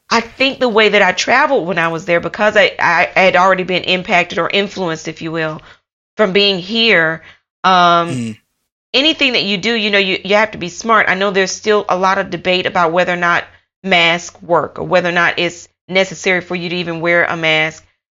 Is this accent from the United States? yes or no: yes; United States; moved away as an adult; also born or lived in United Kingdom; now in Taiwan; I am from America. Um, I lived in the UK for almost five years